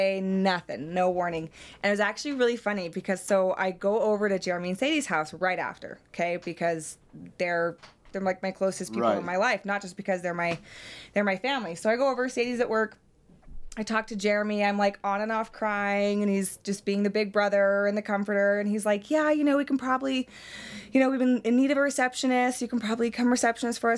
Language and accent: English; Las Vegas, Nevada, United States; moved away as an adult; now in Utah, United States; Born and raised in Las Vegas, moved to Utah about 8 years ago